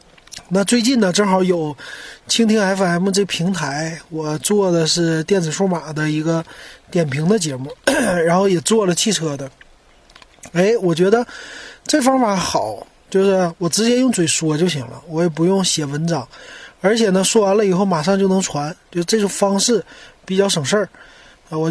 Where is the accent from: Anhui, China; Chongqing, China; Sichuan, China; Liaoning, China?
Liaoning, China; Shenyang; now in Shanghai, China; 我是沈阳的，